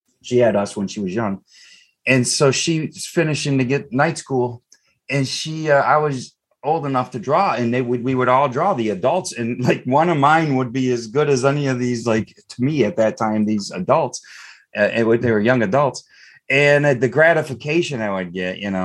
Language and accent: English; Eastpointe, Michigan, United States; I grew up in East Detroit